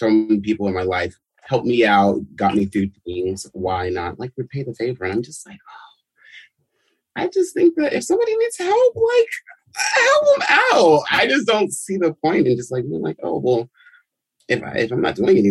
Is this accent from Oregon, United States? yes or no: no; Los Angeles, California, United States; Born and raised in Los Angeles